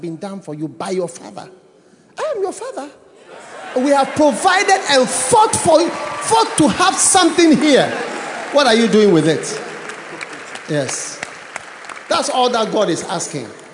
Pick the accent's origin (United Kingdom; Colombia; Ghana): Ghana; I was born in Ghana